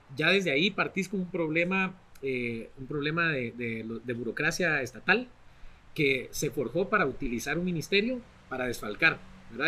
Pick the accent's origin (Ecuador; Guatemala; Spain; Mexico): Guatemala